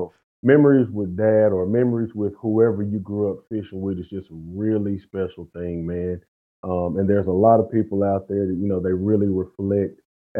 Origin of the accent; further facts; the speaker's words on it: Fort Worth, Texas, United States; I'm from Fort Worth, Texas. So my home lake is Lake Arlington on the east side of Fort Worth, Texas.